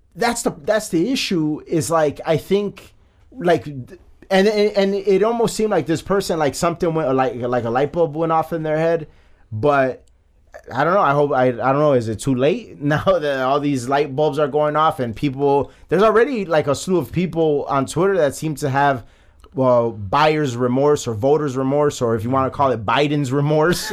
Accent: Chicago, Illinois, United States; I am from the Gage Park neighborhood of Chicago

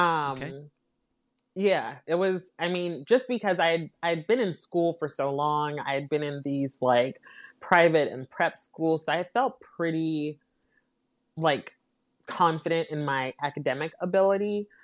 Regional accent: United States; My parents are from the Caribbean, um, so they immigrated to the United States, um, and I was born here in the States

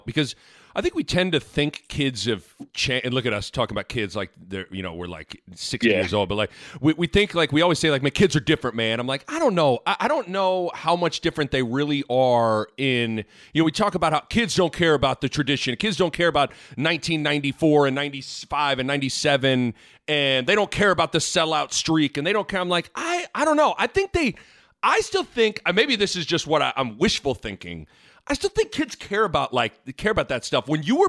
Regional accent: Lincoln, Nebraska, United States; I'm from Lincoln. I was recruited a little bit by Nebraska to play basketball.

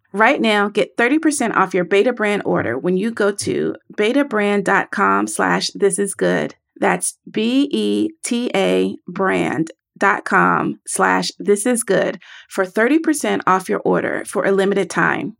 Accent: the South, United States; I am from the South.

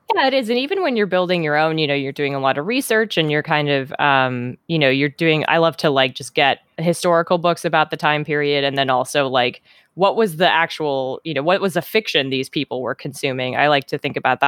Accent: Minnesota, United States; moved away as an adult; also born or lived in Wisconsin; now in Seattle, United States; I was born in Minnesota and I lived there, you know, all through childhood and, and teen years

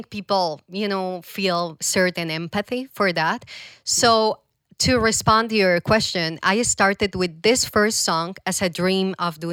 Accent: Medellin, Antioquia, Colombia; English is a second language; moved away as an adult; also born or lived in Bogota, Colombia; now in Toronto, Canada; I'm from Medellin, and I left everything to go to Bogota, to the capital

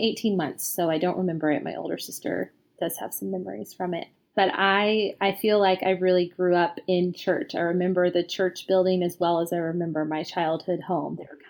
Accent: San Antonio, Texas, United States; also born or lived in Brazil; now in Austin, United States; I am a writer based in Austin, Texas. I grew up in San Antonio, Texas. I was a pastor's daughter.

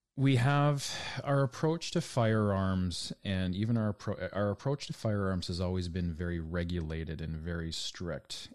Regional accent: Canada; for me as a Canadian

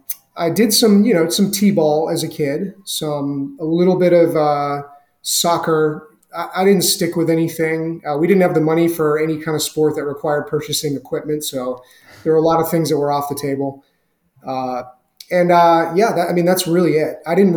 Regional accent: Southeast, United States; I grew up in the Southeast. I bounced around a lot as a kid because my dad was in the Navy, and everywhere we ended up living was generally pretty rural

